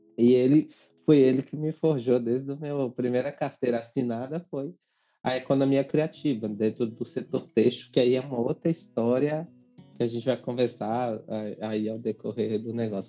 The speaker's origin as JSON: {"language": "Portuguese", "town": "Vitória da Conquista", "region": "Bahia", "country": "Brazil", "tie": "born or raised there", "moved": "yes", "lives_now": "São Paulo, Brazil", "said": "Sou nordestino, sou de Vitória da Conquista, Bahia. Cresci numa ocupação. Estou é, em São Paulo há 17 anos"}